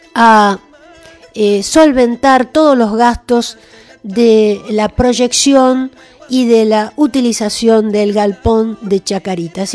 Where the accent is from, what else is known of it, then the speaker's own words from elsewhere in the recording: Argentina; que somos nosotros, los argentinos, los nacidos en esta tierra